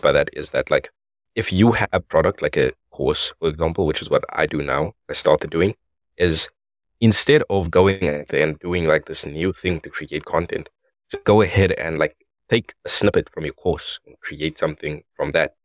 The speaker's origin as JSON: {"language": "English", "country": "South Africa", "said": "I am from South Africa"}